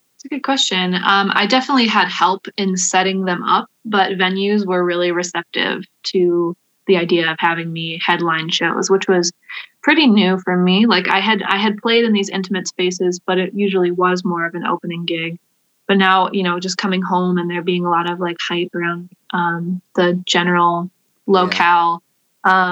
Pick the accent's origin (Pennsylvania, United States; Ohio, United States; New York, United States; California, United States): Ohio, United States; Wakeman; I grew up in Wakeman